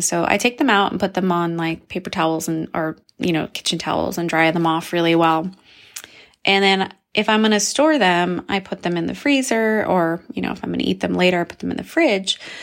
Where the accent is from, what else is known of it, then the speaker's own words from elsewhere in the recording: New Mexico, United States; I'm from New Mexico